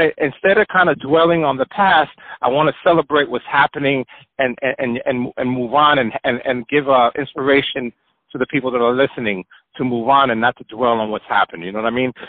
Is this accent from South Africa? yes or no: no; Puerto Rico; also born or lived in New York; I was born in New York, and but I was raised in Puerto Rico